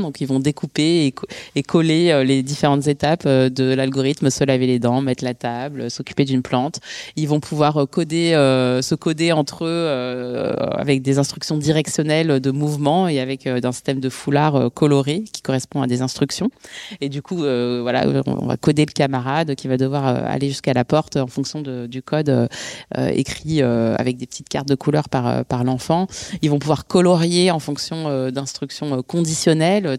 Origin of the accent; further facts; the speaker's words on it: Bondy, Île-de-France, France; je suis née et j'ai grandi à Bondy, en Seine-Saint-Denis